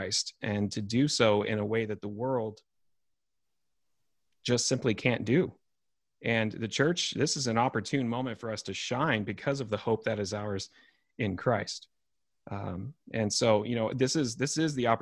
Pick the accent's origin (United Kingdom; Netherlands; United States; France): United States